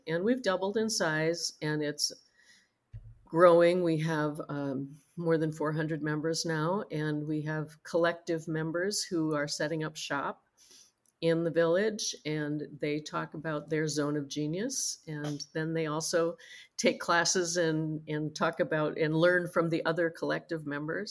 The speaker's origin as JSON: {"language": "English", "region": "Minnesota", "country": "United States", "said": "We're from Minnesota. It's very cold here in the winter"}